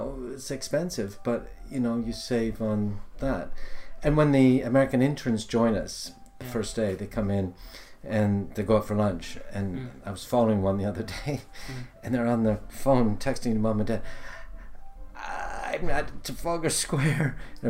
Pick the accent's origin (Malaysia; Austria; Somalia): Somalia; now in London, United Kingdom; I grew up in Somalia, and as you know, there's many Somalis here.